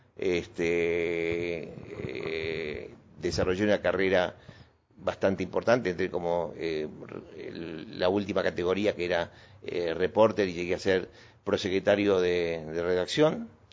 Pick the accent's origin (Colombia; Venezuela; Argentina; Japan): Argentina; Buenos Aires; also born or lived in Córdoba / Boulogne Sur Mer; Nací en Buenos Aires, nací en una eh, clínica, creo que por Palermo